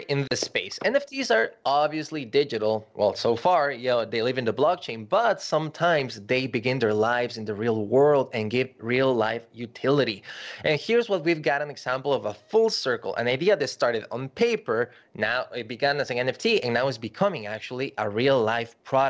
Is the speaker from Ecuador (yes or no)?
yes; Ecuador; I grew up in Ecuador